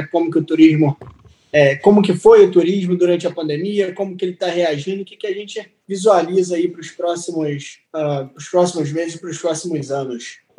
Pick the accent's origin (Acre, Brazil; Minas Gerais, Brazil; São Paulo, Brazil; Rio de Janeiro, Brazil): Rio de Janeiro, Brazil; Niterói; moved away as an adult; now in Porto Seguro, Brazil; tenho 22 anos, sou do Rio de Janeiro, de Niterói